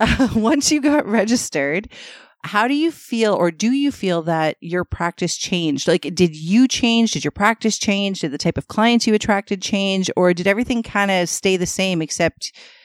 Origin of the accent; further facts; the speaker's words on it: Toronto, Ontario, Canada; also born or lived in London, Ontario; I was born and raised in Scarborough. I lived outside of Scarborough twice. Once when I went to university at Western in London, Ontario. And once for 5 years, Mark and I lived midtown Toronto.